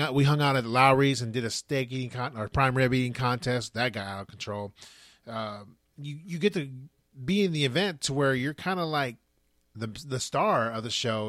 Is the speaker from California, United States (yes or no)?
yes; California, United States; we're from California